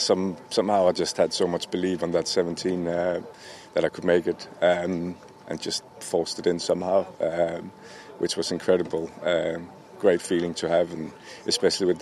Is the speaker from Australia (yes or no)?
no; Denmark; I'm from Denmark